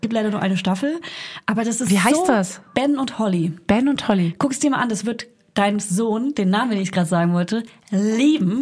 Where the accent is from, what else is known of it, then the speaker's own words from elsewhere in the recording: Franconia, near Hof, Bavaria, Germany; accent: Franconian; now in Berlin, Germany; ich komme ja aus, aus Franken, aus der Nähe von der Stadt Hof, aus einem kleinen